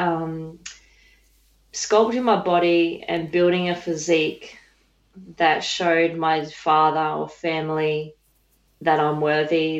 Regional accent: Dubbo, New South Wales, Australia; originally I grew up in Dubbo, New South Wales

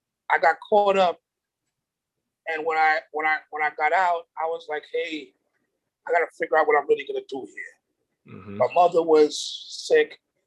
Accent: New York City, New York, United States; I'm a normal kid. You know, I look at myself like that from New York City.

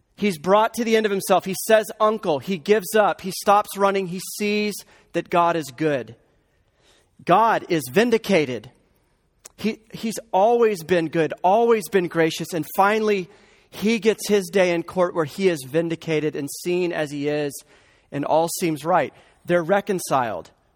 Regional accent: the Bible Belt, United States; I grew up in the Bible Belt

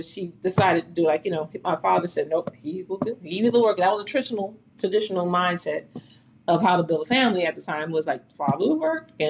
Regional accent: New York City, New York, United States; also born or lived in Brooklyn, New York; Growing up in Queens, you know, we have to segue because that's, you know, I'm 3 years old and we're going to Queens

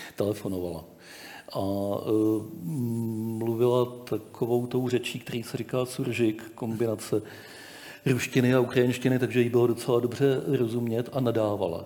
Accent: Czechia; my, Češi

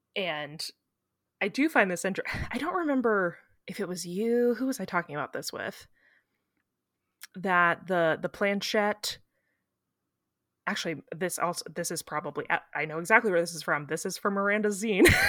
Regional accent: Missouri, United States; I thought it was about time I gave you some macabre Missouri.

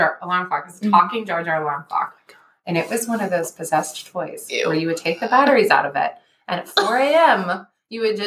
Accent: Ohio, United States; I'm from Ohio.

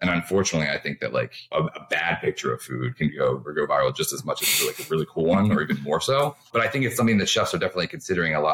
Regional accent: Baltimore, Maryland, United States; also born or lived in New York / Washington, D.C.; I'd always say Baltimore

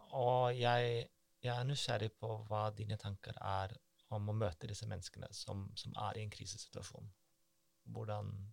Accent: Germany; moved away; Jeg, jeg er jo tysk

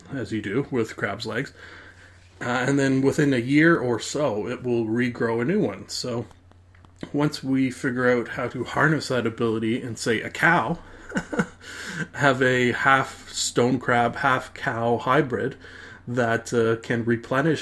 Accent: Canada; me being a Canadian

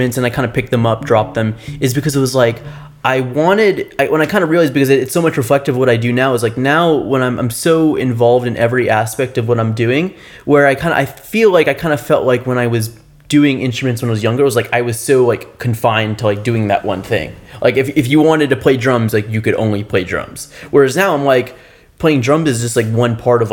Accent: South Florida, United States; I'm from South Florida

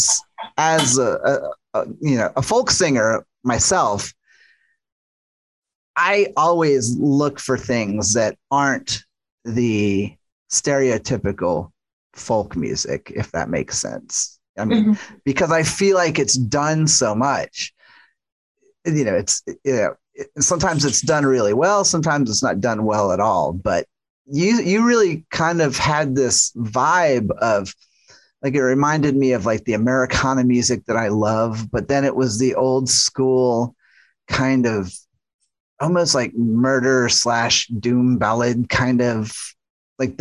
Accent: New Orleans, Louisiana, United States; growing up in the South is that I felt like I was grown up to be like as a natural storyteller, you, being from New Orleans

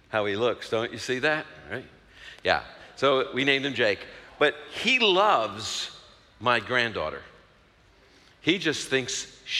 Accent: New York City, New York, United States; I'm from Brooklyn

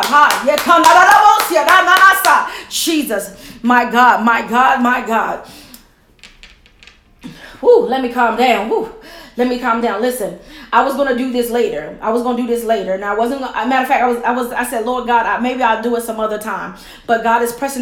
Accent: Camden, New Jersey, United States; my hometown, Camden, New Jersey.

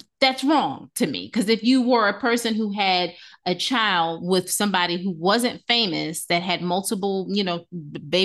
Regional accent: New Jersey, United States; we're from Jersey

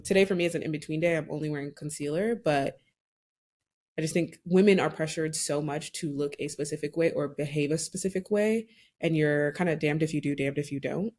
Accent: Nigeria; I'm Nigerian

